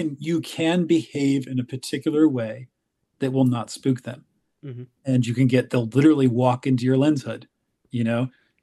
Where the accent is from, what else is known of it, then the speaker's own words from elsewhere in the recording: Ohio, United States; born there; I was born in Ohio, right where McGee Marsh is, the biggest week in birding, but, you know, everywhere is home.